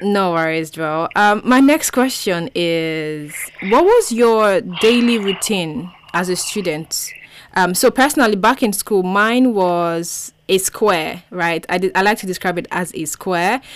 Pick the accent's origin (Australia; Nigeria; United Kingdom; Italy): Nigeria; i was the only nigerian there